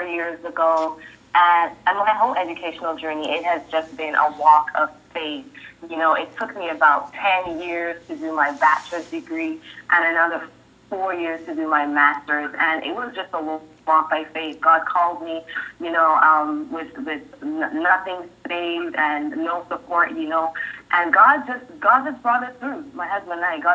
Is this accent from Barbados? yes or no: yes; Barbados; moved away; also born or lived in Jamaica / Trinidad / Canada; I was born in Jamaica, raised in Barbados. I lived in Trinidad, and then I migrated to Canada, and now I'm here.